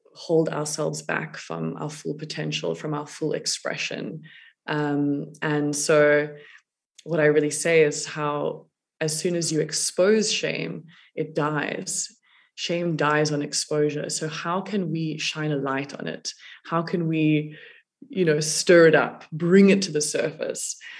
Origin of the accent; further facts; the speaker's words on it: South Africa; growing up in South Africa